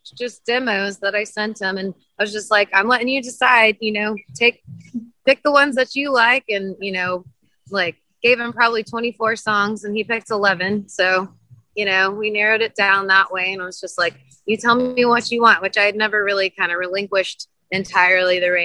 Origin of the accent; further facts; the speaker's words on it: Houston, Texas, United States; now in Austin, United States; I grew up in Houston, Texas, moved here